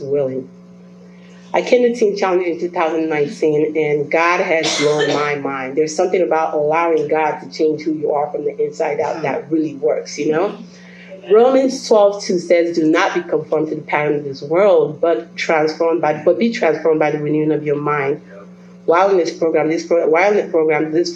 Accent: Belize; moved away; I was born and raised in Belize, by the way, and my parents are Nigerian, so I come from a different culture.

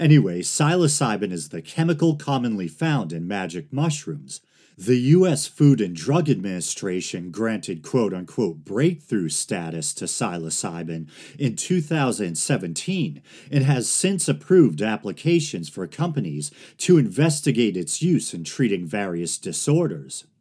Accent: Massachusetts, United States; Massachusetts, my home state

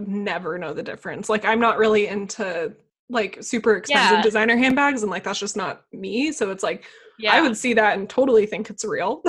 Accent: United States; moved away as an adult; now in Austria; I'm American, I speak English

